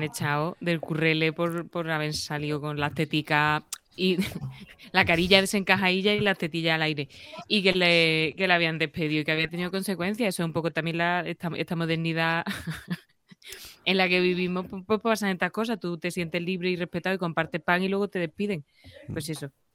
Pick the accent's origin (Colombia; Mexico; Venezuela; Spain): Spain; Córdoba, Andalusia; now in Madrid, Spain; habíamos bajado a Córdoba, a mi pueblo